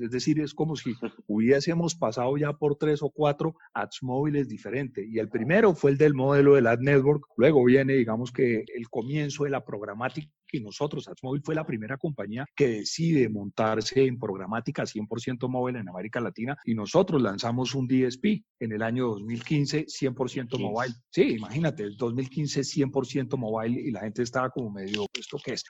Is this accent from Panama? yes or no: no; Colombia; Le dije que era de Colombia, de Sudamérica